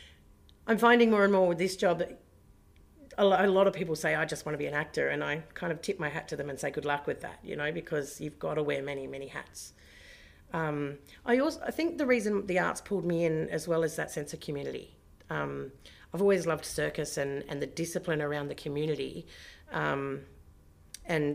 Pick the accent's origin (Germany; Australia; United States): Australia; Bridgetown, Western Australia; also born or lived in Kalgoorlie; now in Perth, Australia; I grew up in Bridgetown in the southwest and other towns, but mostly Bridgetown.